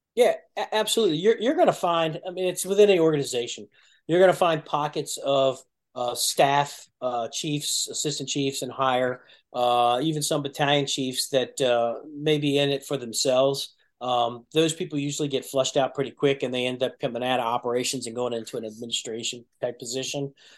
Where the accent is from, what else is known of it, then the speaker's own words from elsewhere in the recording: Burtonsville, Maryland, United States; also born or lived in Prince George's County, Maryland; we moved from Prince George's County to Montgomery County when I was a kid, we we moved to Burtonsville, which is in the technically the first battalion. There's no such thing as battalions back then, but that's technically the first battalion. So I grew up in that area